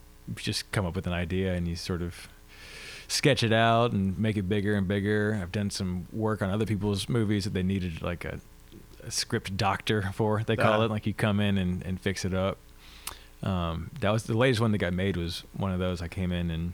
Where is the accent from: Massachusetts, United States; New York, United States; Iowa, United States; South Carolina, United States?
South Carolina, United States; Beaufort; moved away as an adult; now in Georgia, United States; I'm from Beaufort, South Carolina